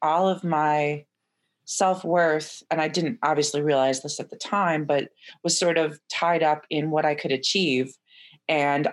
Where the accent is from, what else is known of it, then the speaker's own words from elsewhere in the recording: Chicago, Illinois, United States; moved away as an adult; also born or lived in Evanston, Illinois; now in Philadelphia, United States; I was born and raised in the Chicago area, the northern suburbs